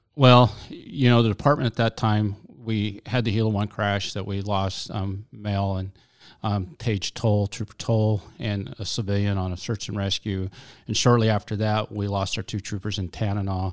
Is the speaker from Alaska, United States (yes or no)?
yes; Alaska, United States; I've lived in Alaska all my life